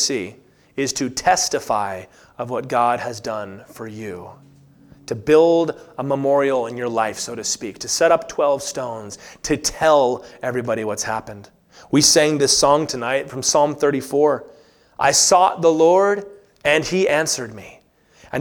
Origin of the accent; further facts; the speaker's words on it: Virginia, United States; moved away; I grew up in Virginia